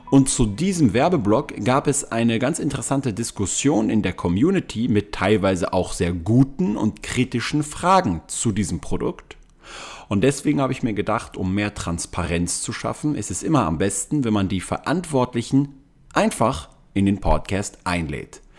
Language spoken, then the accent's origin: German; Styria, Austria; also born or lived in Graz; now in Vienna, Austria; ich komme eigentlich aus dem Süden äh, von Österreich, aus der Steiermark.